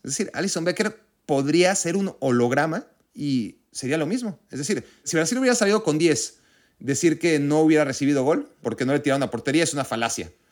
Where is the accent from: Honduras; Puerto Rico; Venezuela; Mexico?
Mexico; siendo mexicano